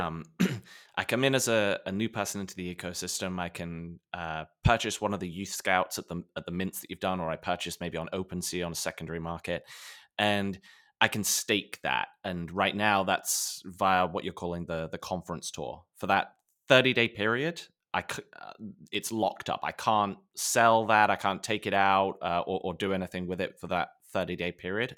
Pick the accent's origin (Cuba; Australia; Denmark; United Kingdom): United Kingdom; England; as a kid growing up in England in the nineties